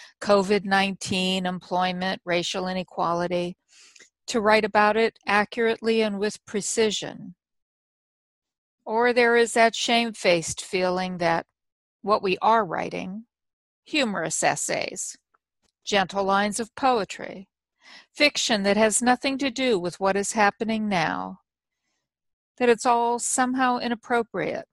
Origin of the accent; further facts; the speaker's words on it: United States; as an American and a citizen of the world